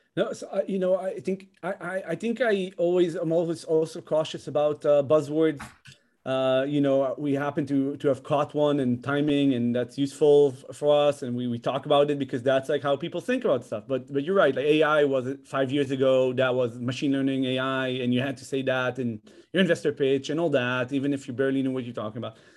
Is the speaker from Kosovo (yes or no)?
no; Israel; moved away as an adult; also born or lived in Netherlands; now in United States; I'm from Israel originally, but I have, like, a, a huge, a, a long history with Holland. I lived there as a child, came back to Israel